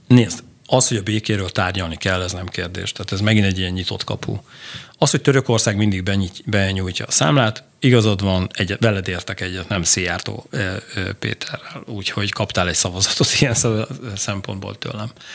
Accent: Hungary

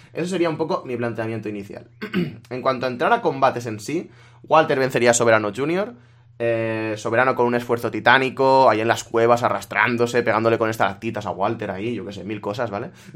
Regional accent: La Vall d'Uixó, Valencian Community, Spain; En mi pueblo, lo más eh, así turístico que hay son eh, las cuevas de San Josep

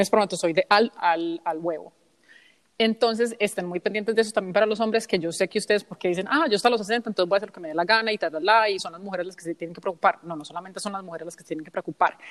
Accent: United States; also born or lived in Colombia; he crecido en los Estados Unidos

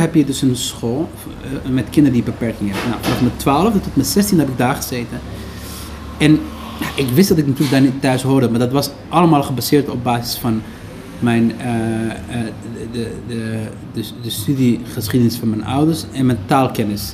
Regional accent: Netherlands; also born or lived in Somalia; we zijn een stukje opgegroeid in AZC

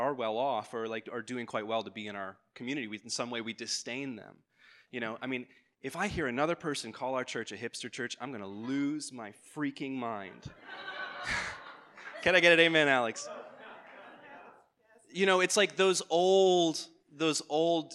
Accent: Ireland; moved away; I'm an Irish immigrant, I grew up Anglican

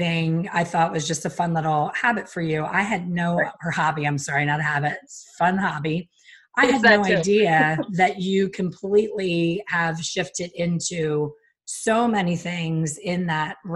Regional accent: Pennsylvania, United States; moved away; We're both from Pennsylvania, my former home.

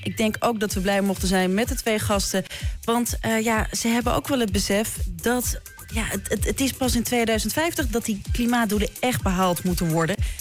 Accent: Amsterdam, North Holland, Netherlands; moved away as an adult; now in Leiden, Netherlands; toen ik opgroeide in Amsterdam Zuidoost

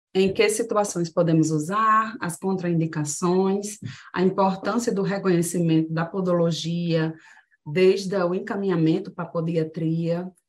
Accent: Rio Grande do Norte, Brazil; nós somos do Rio Grande do Norte, formados aqui pela Universidade Federal

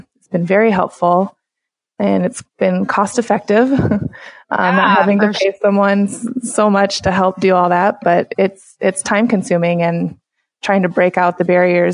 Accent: United States; I was born and raised in the Siouxland area

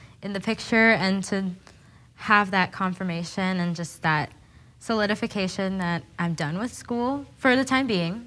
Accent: Happy Valley, Oregon, United States; I am from Portland, Oregon. I've grown up in Happy Valley my entire life

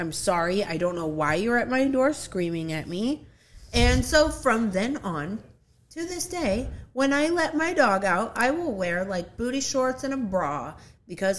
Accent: Rockford, Illinois, United States; now in Southeast Missouri, United States; I'm originally from Rockford, Illinois, near Chicago

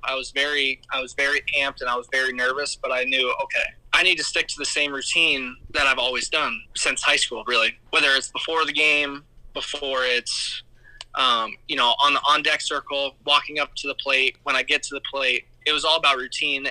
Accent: Surprise, Arizona, United States; I literally live in Surprise.

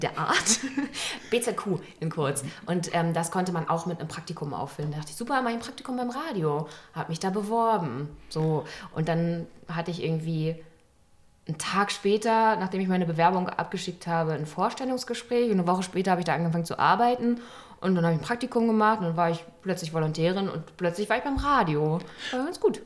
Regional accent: Berlin, Germany; bin ich sozusagen in beiden Bezirken groß geworden

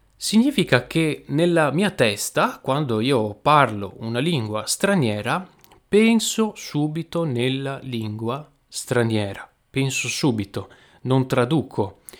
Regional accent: Veneto, Italy; accent: Venetian dialect; nel mio dialetto, che è il dialetto veneto

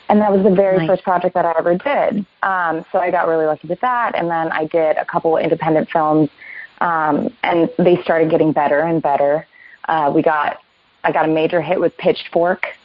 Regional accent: Vero Beach, Florida, United States; moved away as an adult; also born or lived in Orlando, Florida; now in Los Angeles, United States; I grew up in Florida, uh, mostly in mm-hmm. Orlando in a small town called uh, Vero Beach

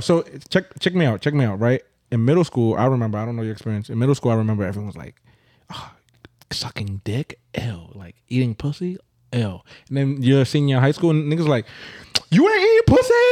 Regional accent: Brooklyn, New York, United States; also born or lived in Grenada; I'm a Brooklyn native through and through

